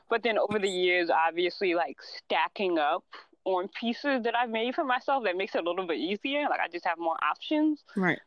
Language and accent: English; United States; we're all American, but we're mixed in from different parts of America